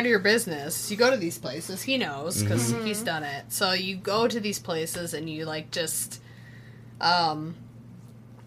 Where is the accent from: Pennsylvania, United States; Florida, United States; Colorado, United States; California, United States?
Colorado, United States; Colorado Springs; also born or lived in Germany; I'm originally from Colorado Springs, so mm-hmm. my parents live there